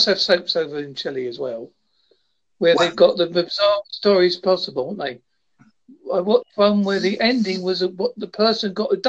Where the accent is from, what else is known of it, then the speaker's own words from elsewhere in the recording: South West England, United Kingdom; small place called Devon.